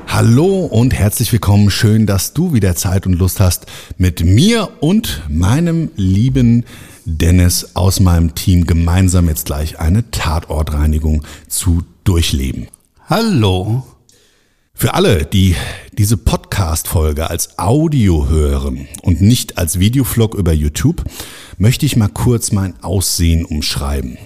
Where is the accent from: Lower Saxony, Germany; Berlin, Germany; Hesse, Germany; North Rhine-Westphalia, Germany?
Hesse, Germany; Frankfurt am Main; in meine Stadt, in meine Geburtsstadt Frankfurt am Main